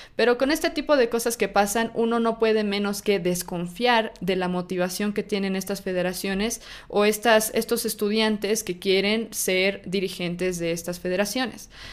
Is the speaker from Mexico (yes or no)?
no; Bolivia; yo soy de Bolivia, yo nací en Bolivia y estudié en la universidad acá en Bolivia